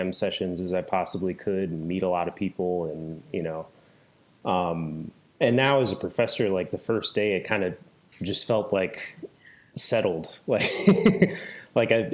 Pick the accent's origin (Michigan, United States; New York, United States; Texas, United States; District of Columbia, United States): Michigan, United States; moved away; I'm from Michigan originally.